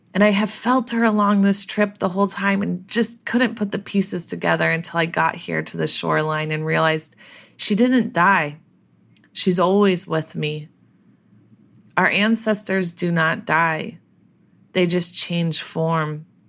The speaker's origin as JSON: {"language": "English", "region": "Colorado", "country": "United States", "tie": "born or raised there", "said": "grew up in Colorado, had no relationship to this land"}